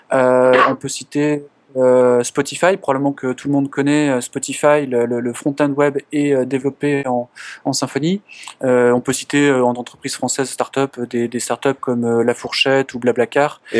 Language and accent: French; France